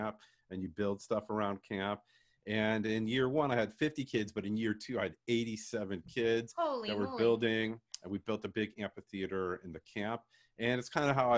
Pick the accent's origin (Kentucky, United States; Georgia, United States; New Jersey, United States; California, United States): California, United States; San Diego; I was a camper from San Diego